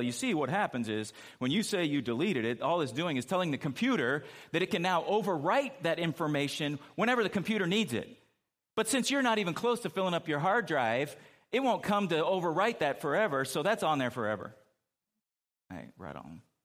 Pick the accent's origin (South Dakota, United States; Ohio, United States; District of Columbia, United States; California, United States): California, United States; moved away; growing up in California